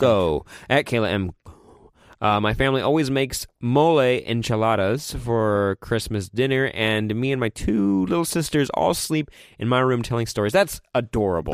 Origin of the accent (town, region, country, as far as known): California, United States; born or raised there; also born or lived in Colorado